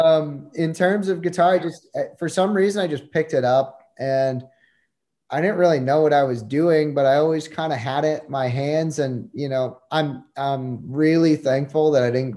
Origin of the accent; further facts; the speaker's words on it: New Jersey, United States; I grew up in New Jersey